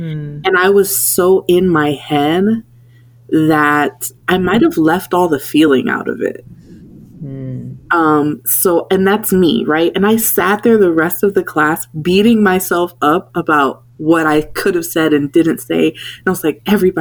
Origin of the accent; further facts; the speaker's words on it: South Florida, United States; moved away as an adult; now in Washington, DC, United States; living and growing up in South Florida